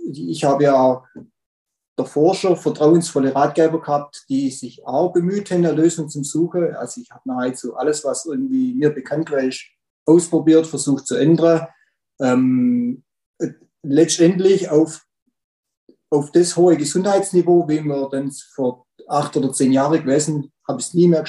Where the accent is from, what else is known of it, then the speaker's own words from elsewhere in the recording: Rudersberg, Baden-Württemberg, Germany; Ja, also … äh, bin ich aus Rudersberg, Baden-Württemberg